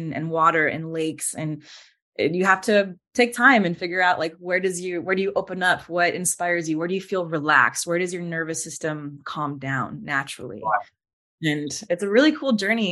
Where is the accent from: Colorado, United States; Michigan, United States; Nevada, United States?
Nevada, United States; Las Vegas; I grew up in Las Vegas, Nevada